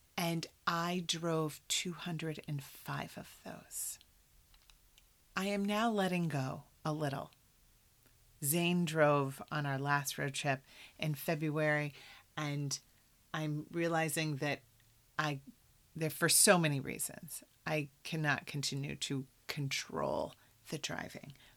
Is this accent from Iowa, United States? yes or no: yes; Iowa, United States; moved away; I'm from Iowa